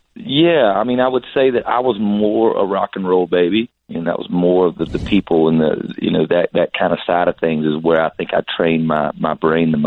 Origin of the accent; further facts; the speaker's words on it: South Georgia, United States; moved away; I was from South Georgia. I'd never really traveled anywhere.